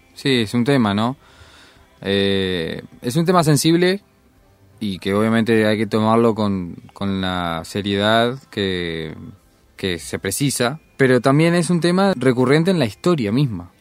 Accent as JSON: {"language": "Spanish", "country": "Uruguay", "said": "nosotros somos uruguayos"}